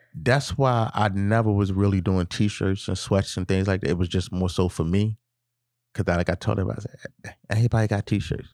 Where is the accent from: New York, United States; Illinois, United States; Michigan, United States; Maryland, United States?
Maryland, United States; Baltimore; I'm from Baltimore